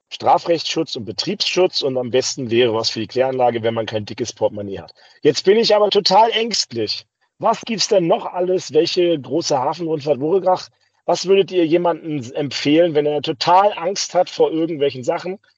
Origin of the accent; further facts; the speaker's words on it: Rostock, Mecklenburg-Vorpommern, Germany; ich bin, Rostock ist meine Heimatstadt